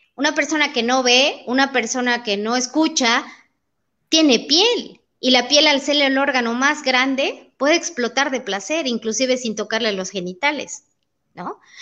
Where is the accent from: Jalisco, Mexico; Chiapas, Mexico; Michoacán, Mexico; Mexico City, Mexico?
Chiapas, Mexico; Comitán; moved away as an adult; now in Tuxtla Gutiérrez, Mexico; nací en Comitán. Llevo más de 20 años viviendo en Tuxtla Gutiérrez